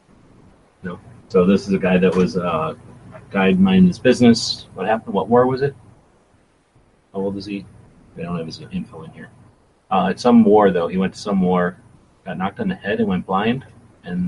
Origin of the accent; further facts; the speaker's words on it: United States; I'm American